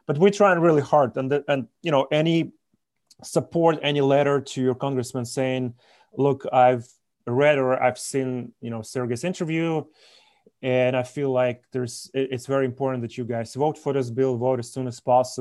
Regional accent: Belarus; now in United States; our country, or I guess my home country of Belarus

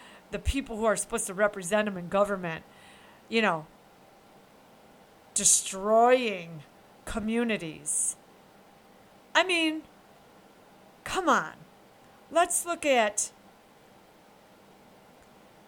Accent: upstate New York, United States; I'm from New York. I'm upstate

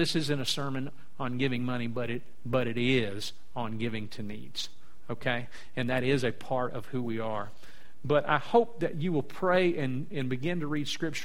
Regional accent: South Louisiana, United States; I'm from South Louisiana

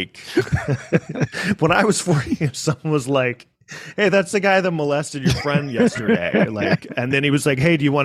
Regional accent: New York City, New York, United States; I was raised in New York City

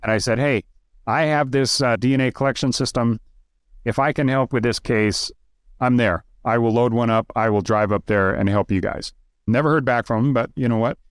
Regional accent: Idaho, United States; moved away; also born or lived in Moscow, Idaho; I grew up in Idaho. I don't live in Idaho. I haven't lived in Idaho in, I don't know, forty years, but I'm still an Idaho boy

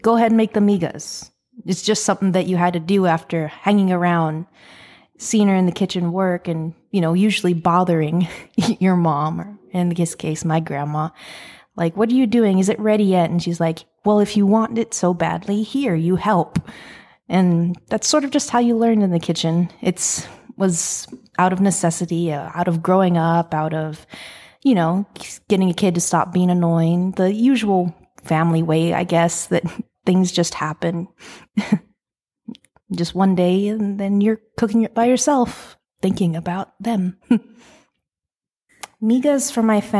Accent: San Antonio, Texas, United States; I'm from San Antonio, Texas. Lived here my whole life.

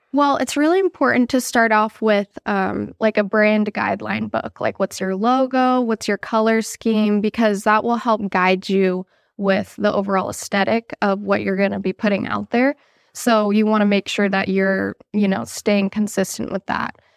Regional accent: California, United States; I grew up in California

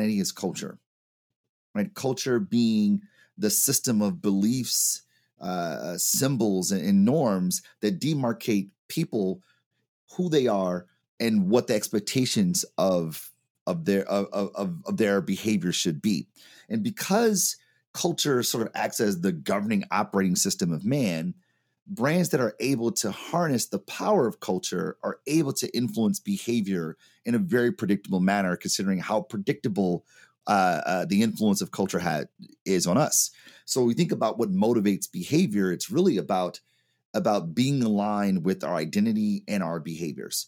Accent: Detroit, Michigan, United States; Product of Detroit, Michigan

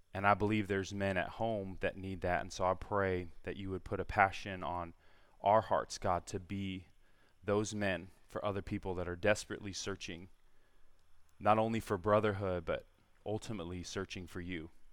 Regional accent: San Diego, California, United States; moved away as an adult; also born or lived in Virginia; born and raised in San Diego

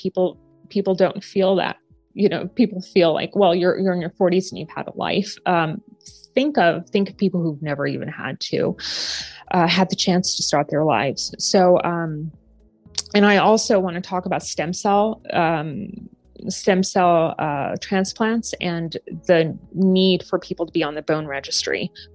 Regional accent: Japan; now in United States; I'm from Japan

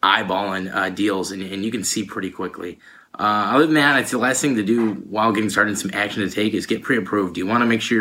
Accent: Allen Park, Michigan, United States; I'm from Allen Park, Michigan, which is about 20 minutes away from Detroit.

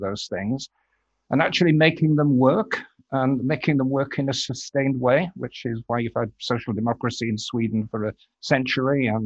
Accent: York, Yorkshire and the Humber, United Kingdom; moved away as an adult; also born or lived in Glasgow; now in Twickenham, United Kingdom; Stood for the SDP a couple of times in my hometown of York

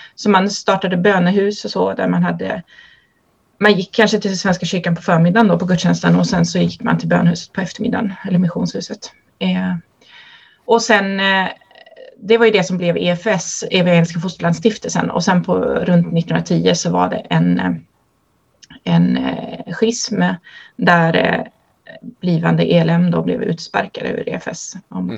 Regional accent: Kinna, Västra Götaland, Sweden; Jag är uppvuxen i Svenska kyrkan i Kinna i Göteborgs stift

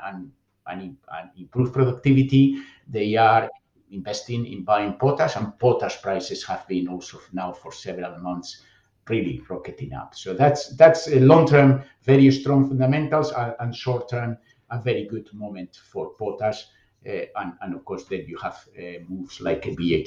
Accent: Bilbao, Basque Country, Spain; moved away as an adult; I was born and raised in Bilbao

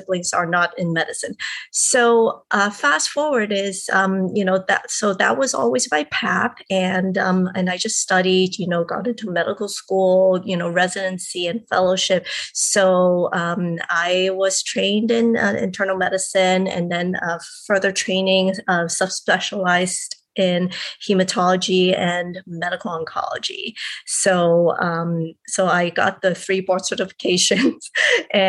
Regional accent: Hong Kong; I am originally from Hong Kong and I grew up there.

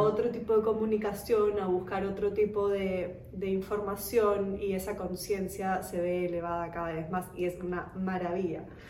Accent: Germany; now in Peru; yo misma nací en Alemania

